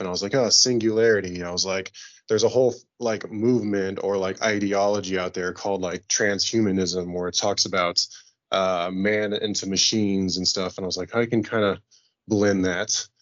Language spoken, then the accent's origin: English; Kansas City, United States; it's my hometown